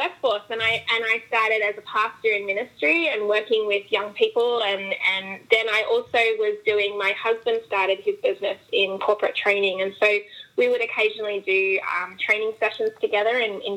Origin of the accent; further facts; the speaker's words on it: Australia; moved away as an adult; now in United States; Yes, I am Australian. We have immigrated here to the States about 2.5 years ago.